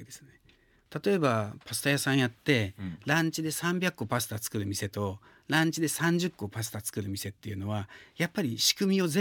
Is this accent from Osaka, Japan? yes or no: no; Kanazawa, Ishikawa, Japan; moved away; also born or lived in France; 金沢って創業は地元石川県金沢市でやりましたね